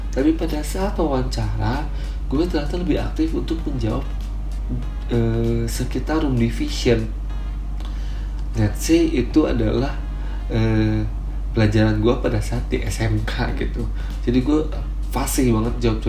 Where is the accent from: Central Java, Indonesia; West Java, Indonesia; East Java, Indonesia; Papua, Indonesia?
West Java, Indonesia; Bandung; Gue lahir di Bandung, gue asli orang Bandung gue anak pertama dari dua bersaudara